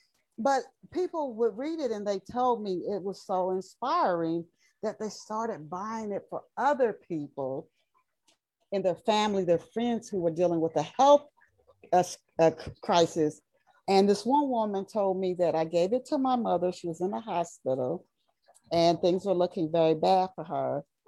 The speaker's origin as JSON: {"language": "English", "town": "Knoxville", "region": "Tennessee", "country": "United States", "tie": "born or raised there", "also_born_or_lived": "Dayton, Ohio", "said": "we moved from Dayton, Ohio to Knoxville, Tennessee when I was 10."}